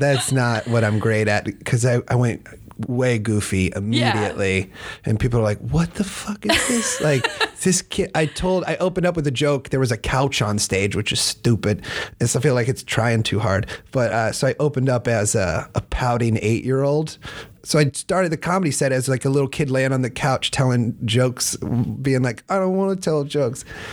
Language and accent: English; Iowa, United States; now in Los Angeles, United States; I'm from Iowa